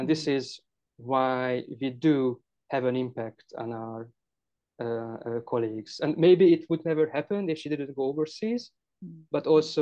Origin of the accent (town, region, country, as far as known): Hungary